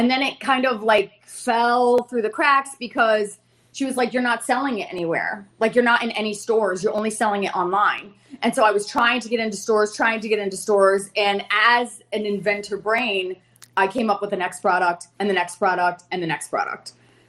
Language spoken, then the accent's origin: English; Fort Lauderdale, Florida, United States; Hello, sharks. … I'm from Fort Lauderdale, Florida.